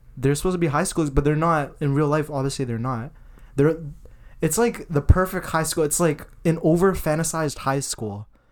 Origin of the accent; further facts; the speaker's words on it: Vaughan, Ontario, Canada; moved away as an adult; we're from Vaughan and we came to Mac